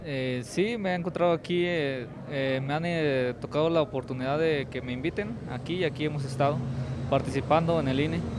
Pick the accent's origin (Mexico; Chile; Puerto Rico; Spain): Mexico; San Lucas Tepetitlán, Florencia, Zacatecas; vengo del municipio de Florencia, Zacatecas y soy de la, originario de la comunidad de San Lucas Tepetitlán y soy originalmente cascán.